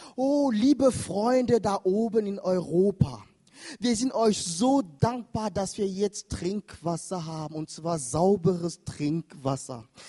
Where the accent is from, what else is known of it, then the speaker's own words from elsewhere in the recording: Cameroon; moved away; da wo ich herkomme, in Kamerun